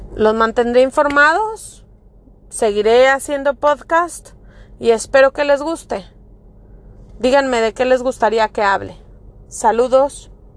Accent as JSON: {"language": "Spanish", "town": "Monterrey", "region": "Nuevo León", "country": "Mexico", "moved": "as an adult", "lives_now": "Florida, United States", "said": "Yo soy mexicana de Monterrey, Nuevo León."}